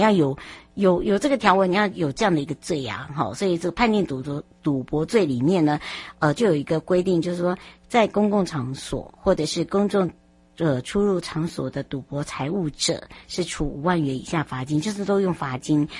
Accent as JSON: {"language": "Chinese", "country": "Taiwan", "said": "我们台湾人"}